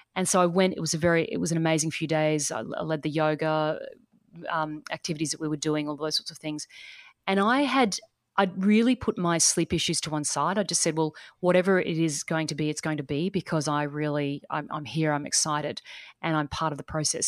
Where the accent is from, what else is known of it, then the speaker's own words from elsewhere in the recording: east coast of Australia, Australia; accent: Australian; So I'm coming from Australia. So I'm coming from the east coast of Australia.